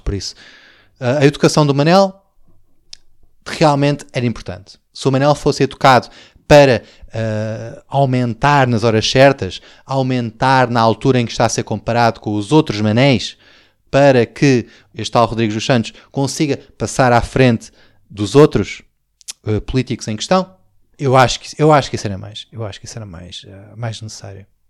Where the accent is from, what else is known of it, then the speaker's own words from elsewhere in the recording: Portugal; somos portugueses